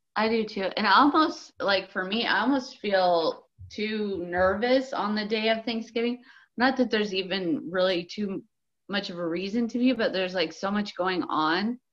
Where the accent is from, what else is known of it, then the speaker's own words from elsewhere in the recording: United States; We're so American